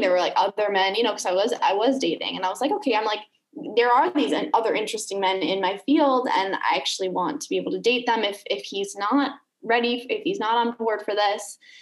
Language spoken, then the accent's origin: English; Chicago, Illinois, United States; moved away as an adult; also born or lived in Los Angeles; now in Canggu, Indonesia; I am from Chicago originally, from the US, lived in LA and Chicago.